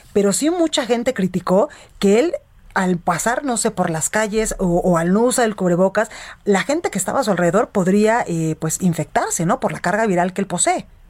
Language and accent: Spanish; Guadalajara, Jalisco, Mexico; now in Mexico City, Mexico; mi tierra, allá a Guadalajara, Jalisco